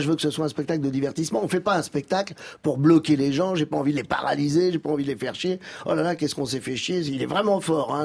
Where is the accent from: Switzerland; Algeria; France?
Algeria; je suis né en Algérie